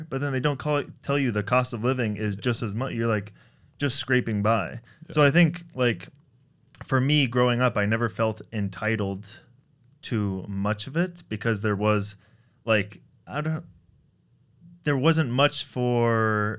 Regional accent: San Francisco, California, United States; also born or lived in Toronto, Canada; We were from Toronto, so I was born in Toronto. When I was five, we moved to San Francisco.

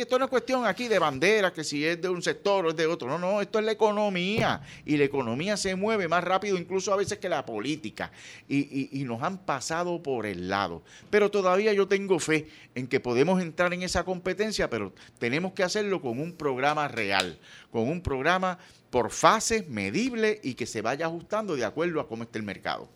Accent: Ponce, Puerto Rico; nosotros somos de Ponce. Eh, los que somos de Ponce

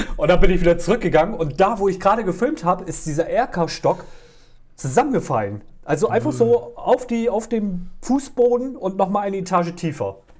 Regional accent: Oldenburg, Lower Saxony, Germany; aus meiner Heimat hier, aus Oldenburg

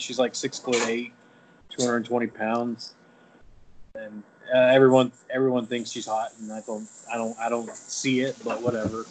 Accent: Albuquerque, New Mexico, United States; also born or lived in Texas; now in Nevada, United States; I'm from New Mexico, uh, Albuquerque, New Mexico

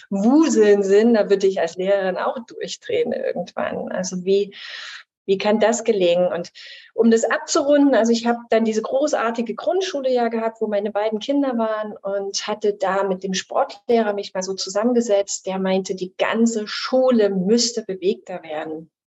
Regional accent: Chemnitz, Saxony, Germany; ich komme aus Chemnitz ursprünglich, meine Eltern leben da auch noch

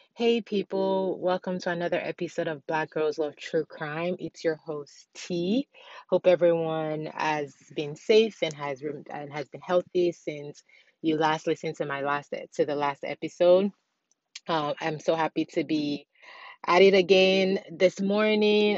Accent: Nigeria; also born or lived in Ghana; I'm born and raised in Nigeria

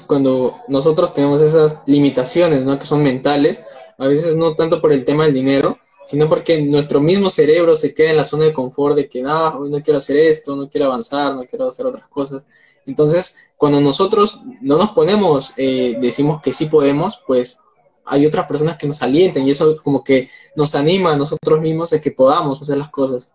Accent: Peru; tengo 19 años, soy de Perú

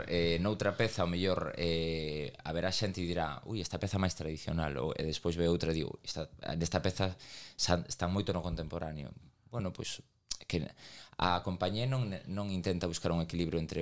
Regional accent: Galicia, Spain; accent: Galician; y falamos castelá en, en Madrid, saben que somos galegos

